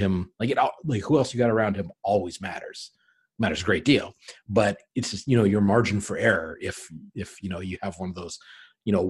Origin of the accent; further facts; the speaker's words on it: Anchorage, Alaska, United States; moved away; I'm originally from Anchorage, Alaska